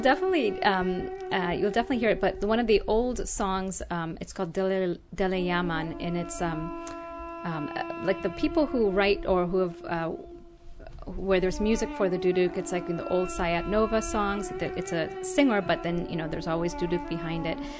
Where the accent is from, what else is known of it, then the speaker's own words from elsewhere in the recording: Jamaica; also born or lived in Ethiopia / France / Kerala, India / Los Angeles, United States; now in Glendale, United States; I grew up in Jamaica and went to school in France